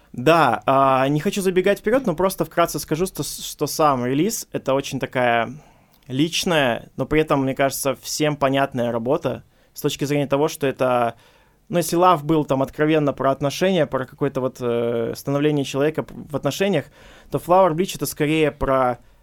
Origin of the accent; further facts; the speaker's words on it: Khabarovsk, Khabarovsk Krai, Russia; Мы ребята из Хабаровска, эфир из Хабаровска